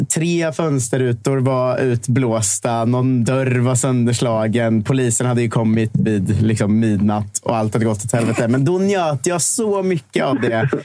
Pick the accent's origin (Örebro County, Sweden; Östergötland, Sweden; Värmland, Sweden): Östergötland, Sweden; 40 km from Boxholm; moved away as an adult; Boxholm, som är så här fyra mil från där jag kommer ifrån